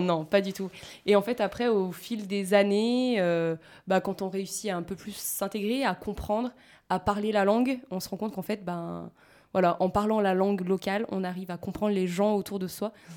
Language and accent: French; France